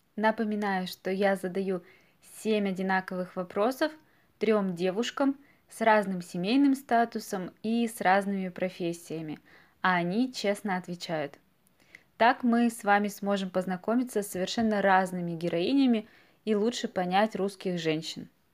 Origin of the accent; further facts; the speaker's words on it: Russia; мы граждане Российской Федерации